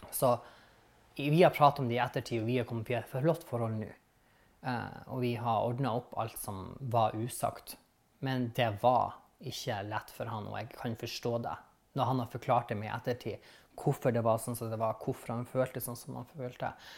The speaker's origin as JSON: {"language": "Norwegian", "town": "Vestvågøy", "region": "Nordland", "country": "Norway", "tie": "born or raised there", "accent": "northern", "moved": "yes", "lives_now": "Bergen, Norway", "said": "Jeg er fra Vakfjell, Lofoten. Eh, en plass eller en i kommunen som heter Vestvågøy, som er midt imellom Å og Svolvær. Så midt byen der. Der er 11 000 innbyggere, og jeg var vokst opp på en plass"}